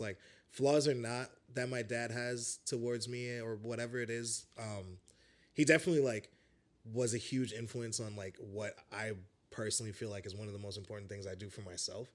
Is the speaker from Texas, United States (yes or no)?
no; New York City, New York, United States; also born or lived in Chicago; I was born, like, pretty much here in Bed-Stuy.